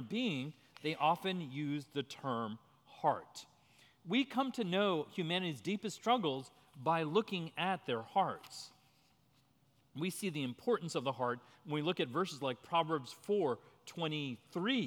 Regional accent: New Jersey, United States; moved away as an adult; also born or lived in Washington, D.C.; I grew up in New Jersey. I was born in 1969.

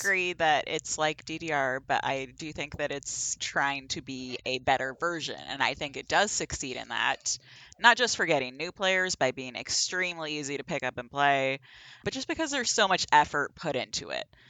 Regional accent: the Northwest, Pacific Northwest, United States; moved away; I'm originally from the Northwest

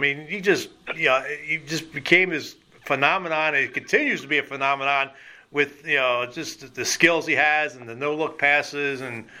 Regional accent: Philadelphia, Pennsylvania, United States; moved away; I grew up in Philadelphia

